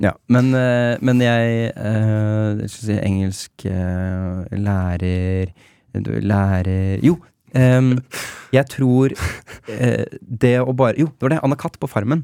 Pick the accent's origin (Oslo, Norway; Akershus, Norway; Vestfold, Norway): Oslo, Norway; jeg som osloborger